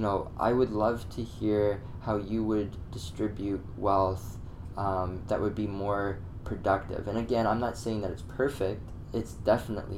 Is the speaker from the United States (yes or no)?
no; Canada; as a Canadian